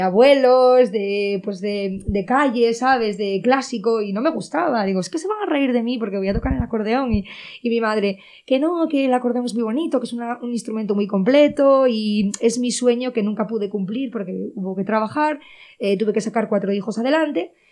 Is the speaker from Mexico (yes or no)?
no; Cangas de Narcea, Asturias, Spain; Yo vengo de Cangas de Narcea, de Cibullo, un pueblo que en, en, ese pueblo no había así tampoco ningún músico ni nada